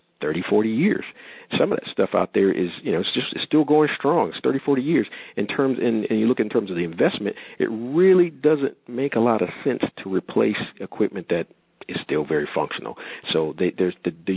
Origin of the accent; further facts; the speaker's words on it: New Jersey, United States; I'm from New Jersey area as well